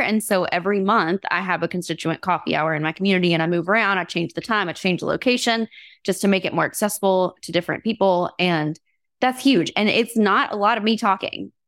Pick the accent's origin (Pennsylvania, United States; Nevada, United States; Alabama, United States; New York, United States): Alabama, United States; now in Vermont, United States; I grew up in Alabama, you know, debutante culture, went to etiquette class